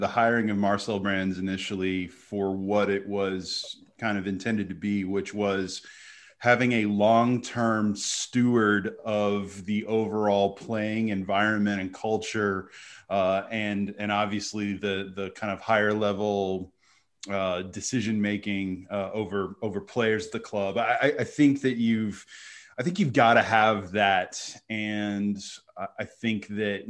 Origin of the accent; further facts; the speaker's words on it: United States; I grew up in America